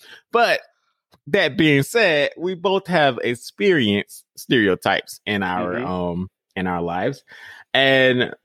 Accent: Monroe, Georgia, United States; accent: Southern; I'm from Monroe, Georgia, but I would always say I'm from Atlanta because like people know Atlanta

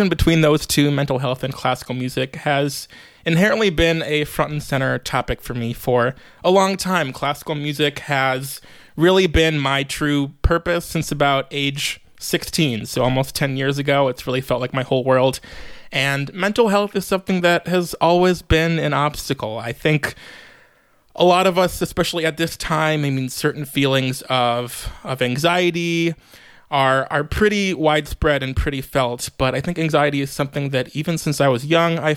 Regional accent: Chicago, Illinois, United States; moved away as an adult; also born or lived in New York; I am a native Chicagoan, born and raised in Rogers Park.

